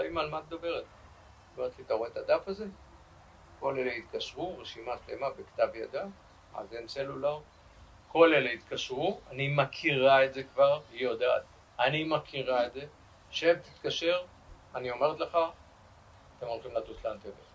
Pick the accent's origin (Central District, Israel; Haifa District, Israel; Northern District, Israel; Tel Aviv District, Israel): Central District, Israel; Rishon LeZion; ואני נולדתי בראשון לציון ב-1951